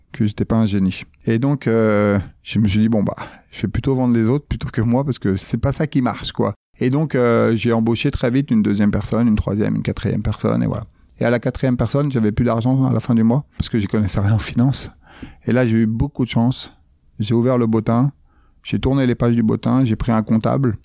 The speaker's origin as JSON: {"language": "French", "town": "Grigny", "region": "Île-de-France", "country": "France", "tie": "born or raised there", "said": "Je viens euh, de la Grande Borne, euh, de Grigny"}